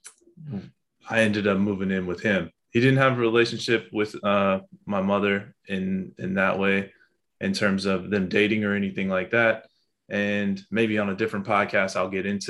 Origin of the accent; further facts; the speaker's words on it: Pasadena, California, United States; also born or lived in West Los Angeles; I was born in West LA and at Kaiser in West LA. And I was most of my life raised in Pasadena